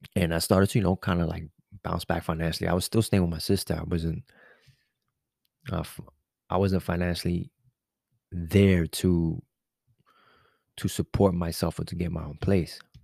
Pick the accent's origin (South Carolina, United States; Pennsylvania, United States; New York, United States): New York, United States; New York City; I'm a New Yorker. I'm from the city